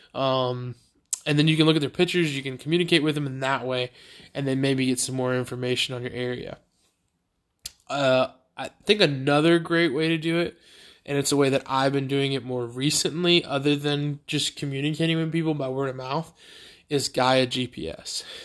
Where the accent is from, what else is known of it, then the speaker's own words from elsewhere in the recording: Beaufort, United States; the, uh, high school in my hometown, Beaufort High School